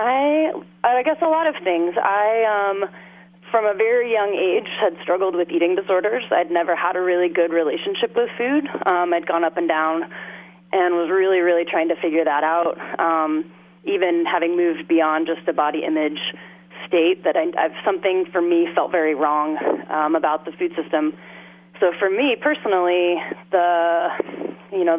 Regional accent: Oklahoma, United States; also born or lived in Massachusetts / New York; now in Alaska, United States; I grew up in Oklahoma, sort of surrounded by agriculture

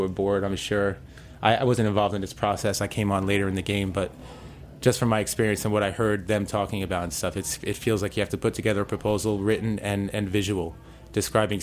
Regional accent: New York City, New York, United States; I'm from the Lower East Side

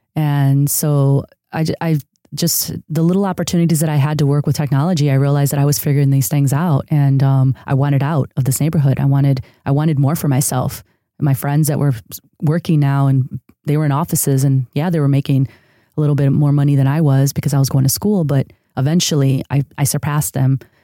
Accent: a city outside of Chicago, Illinois, United States; first language Spanish; English is a second language; moved away as an adult; also born or lived in San Diego, California; now in Los Angeles, United States; I grew up in a city outside of Chicago that was a huge, uh, neighborhood of immigrants from Mexico. Uh, so s, Spanish was actually my first language

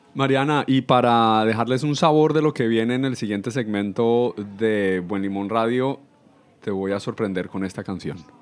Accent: Colombia; yo soy colombiano

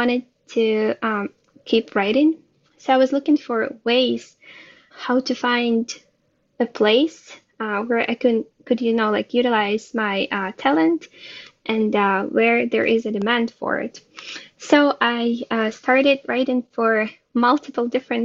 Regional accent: Ukraine; moved away as an adult; now in Israel; I was born and raised in Ukraine. And I moved to Israel about 4 years ago

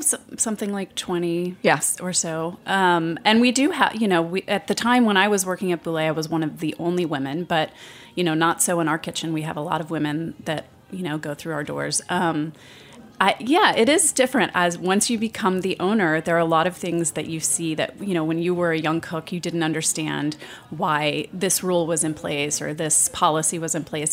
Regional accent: United States; moved away as an adult; also born or lived in Shreveport, Louisiana / Lubbock, Texas / New York; now in San Francisco, United States; I grew up in small towns. I grew up in Shreveport, Louisiana, and Lubbock, Texas, where I went to high school.

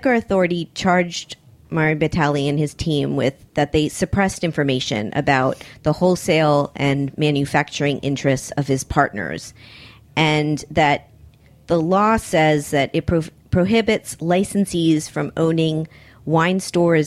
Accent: Miami, Florida, United States; now in New York, United States; I grew up in Miami

